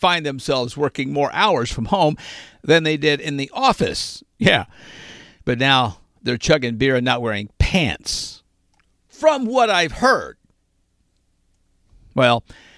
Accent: Arkansas, United States; growing up in Southwest Arkansas and Northwest Arkansas, I knew a lot of yeller dog Democrats. And growing up in Arkansas, everybody had a dog, too

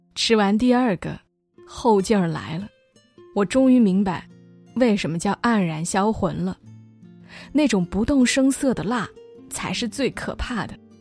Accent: Hunan, China; 身为湖南人

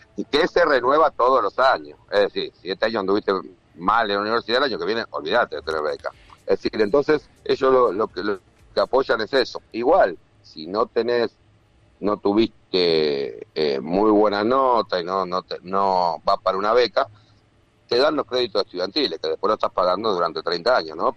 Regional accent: Argentina; moved away as an adult; also born or lived in Dominican Republic; now in Miami, United States; Yo soy argentino por un tema de sentimiento

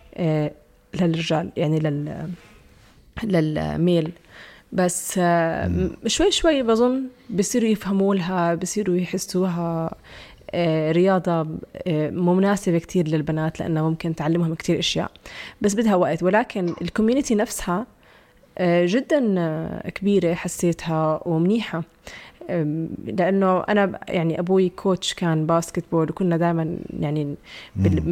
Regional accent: Jordan; عندنا بالأردن

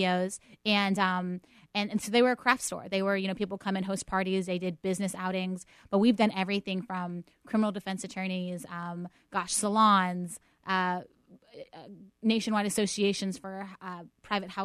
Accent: Pittsburgh, Pennsylvania, United States; moved away; I'm born and raised in Pittsburgh.

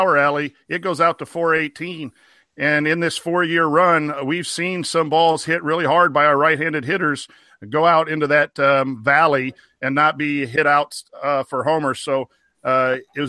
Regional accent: La Porte, Indiana, United States; near my hometown of La Porte

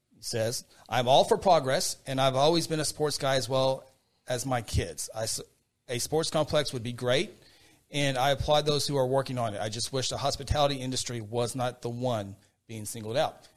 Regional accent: Guthrie, United States; Guthrie, a place where I grew up, a place I was born

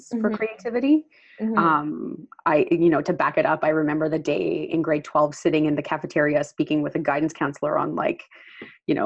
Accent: Newfoundland and Labrador, Canada; moved away as an adult; now in Vancouver, Canada; I grew up on an island just off the coast of Canada, for those familiar with Canada, I'm from Newfoundland

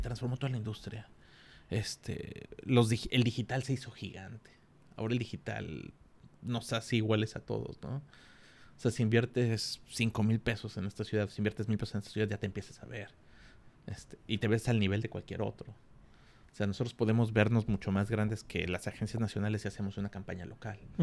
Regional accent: Mexico City, Mexico; moved away as an adult; also born or lived in Culiacán; Soy de la Ciudad de México, llegué a Culiacán a los 23 años

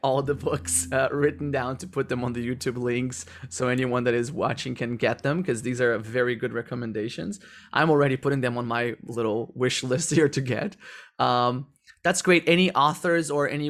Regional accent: Brazil; English is a second language; moved away; also born or lived in Netherlands; I'm from Brazil, I speak Portuguese and I speak English

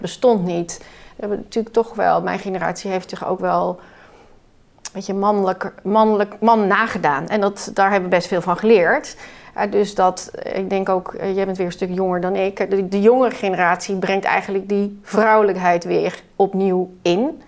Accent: Netherlands; we als Nederlander

